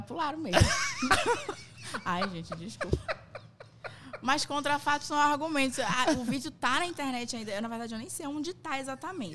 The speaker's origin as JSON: {"language": "Portuguese", "town": "Manaus", "region": "Amazonas", "country": "Brazil", "tie": "born or raised there", "also_born_or_lived": "São Paulo", "said": "minha mãe ah. veio pra cá, pra Manaus, eu acho que eu tinha três anos. Eu nasci em São Paulo"}